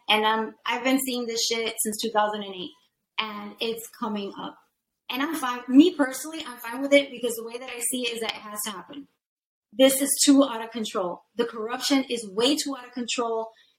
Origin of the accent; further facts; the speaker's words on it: New York City, New York, United States; Like, I'm from New York.